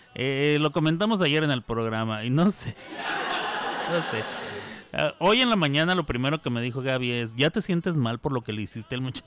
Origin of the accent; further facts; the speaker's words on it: Mexico; accent: Mexican; mi acento mexicano